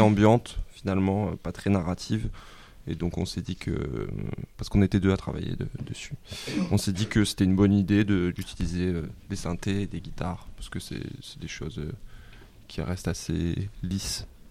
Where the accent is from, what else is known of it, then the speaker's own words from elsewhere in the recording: Marseille, Provence-Alpes-Côte d'Azur, France; moved away as an adult; also born or lived in Paris; je suis né à Marseille